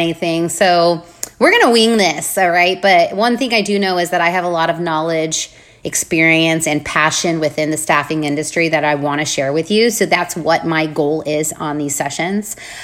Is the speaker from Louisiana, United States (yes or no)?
no; Arvada, Colorado, United States; moved away as an adult; now in Charlotte, United States; I was born and raised in Arvada, Colorado